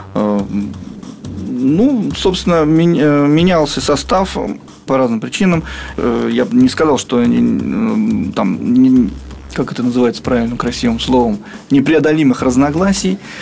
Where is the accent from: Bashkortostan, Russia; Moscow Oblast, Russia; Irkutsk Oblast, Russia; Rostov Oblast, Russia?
Moscow Oblast, Russia; Krasnoznamensk; мы все из Краснознаменска, из одного маленького города